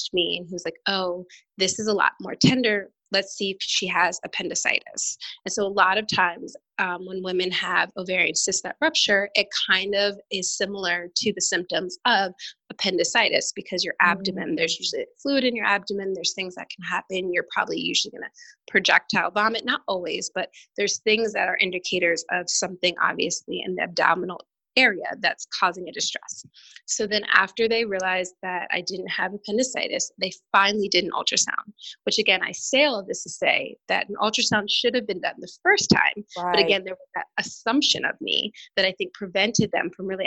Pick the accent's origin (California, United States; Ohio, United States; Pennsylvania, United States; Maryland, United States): Maryland, United States; moved away as an adult; also born or lived in North Carolina; I grew up in Maryland